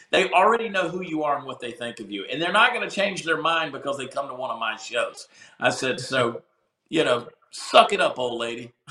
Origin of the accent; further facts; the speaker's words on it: the South, United States; And I grew up in the South.